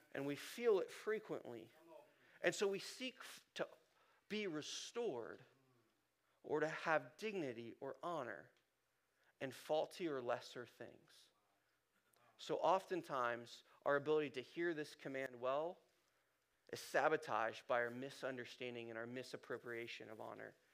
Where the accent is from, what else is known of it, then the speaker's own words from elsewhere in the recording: Columbus, Ohio, United States; I grew up in Ohio, north side of Columbus